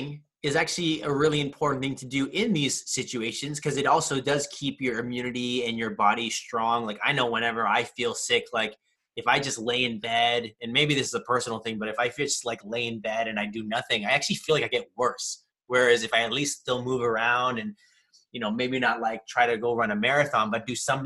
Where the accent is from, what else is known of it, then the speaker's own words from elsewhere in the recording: California, United States; growing up in California most of my life